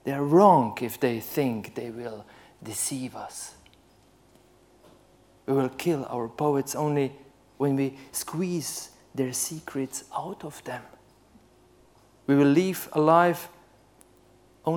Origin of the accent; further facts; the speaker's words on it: Slovenia; I'm from Central Europe